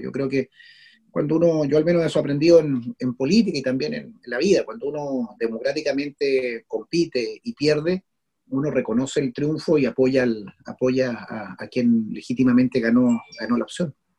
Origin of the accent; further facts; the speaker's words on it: Chile; como chilenos o chilenas